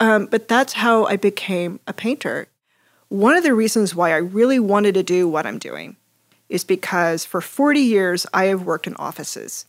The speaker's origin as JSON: {"language": "English", "town": "Hays", "region": "Kansas", "country": "United States", "tie": "born or raised there", "said": "grew up in a building family in western Kansas. Um, shout out to my hometown, Hayes. Woo! Hayes, Kansas"}